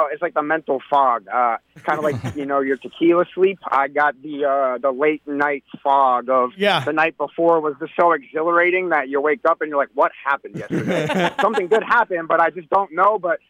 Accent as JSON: {"language": "English", "region": "South Florida", "country": "United States", "tie": "born or raised there", "said": "So I used to actually play hockey growing up in South Florida here for the Palm Beach Ice Hawks."}